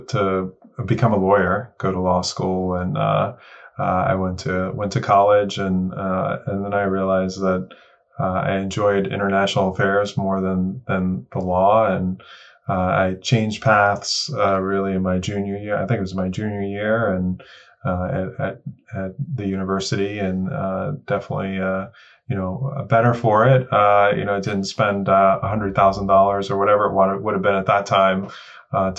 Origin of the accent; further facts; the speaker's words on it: New York City, New York, United States; Yeah, I grew up in Woodhaven, Queens, New York. So in New York City